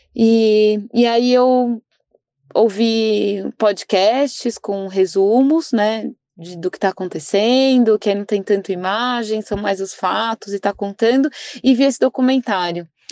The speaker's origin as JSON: {"language": "Portuguese", "country": "Brazil", "said": "como brasileiros, uma parte nossa, um pé na Europa"}